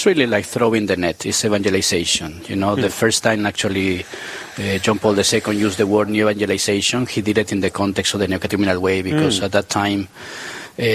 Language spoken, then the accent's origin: English; Peru; moved away as an adult; also born or lived in New Jersey / New York; now in Austin, Minnesota, United States; I'm originally from Peru. I'm the pastor of Queen of Angels Catholic Church in Austin, Minnesota.